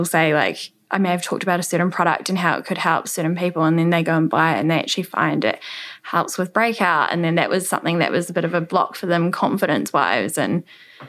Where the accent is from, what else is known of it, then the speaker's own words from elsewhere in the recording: New Plymouth, Taranaki, New Zealand; also born or lived in Australia; I can be based here in my hometown